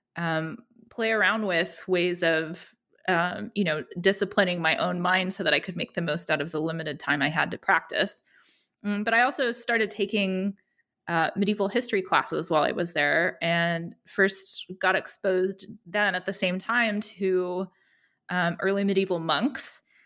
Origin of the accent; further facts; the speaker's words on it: Denver, Colorado, United States; moved away as an adult; now in Athens, Georgia, United States; I am from Denver, Colorado originally